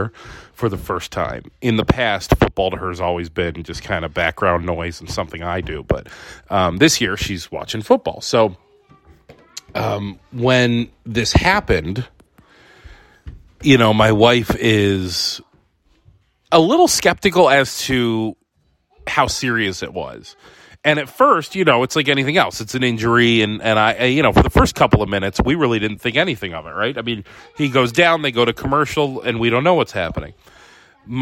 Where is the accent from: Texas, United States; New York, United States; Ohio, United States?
Ohio, United States; Conneaut; a restaurant that we used to eat at in Conneaut, Ohio, my hometown